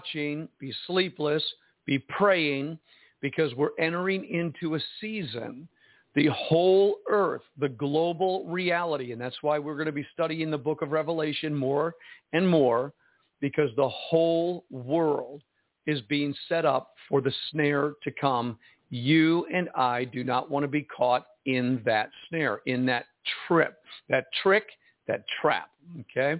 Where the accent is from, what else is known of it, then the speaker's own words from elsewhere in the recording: United States; me as an American speaking Chinese